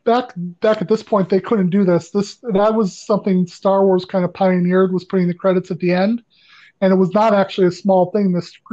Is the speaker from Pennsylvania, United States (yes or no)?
no; Western New York, United States; growing up in Western New York, I watched Offbeat Cinema.